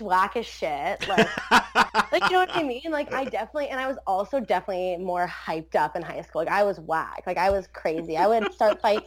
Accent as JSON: {"language": "English", "town": "Port Colborne", "region": "Ontario", "country": "Canada", "tie": "born or raised there", "also_born_or_lived": "Wainfleet", "said": "I grew up in Port Colborne, then I moved to like Waynefleet in high school."}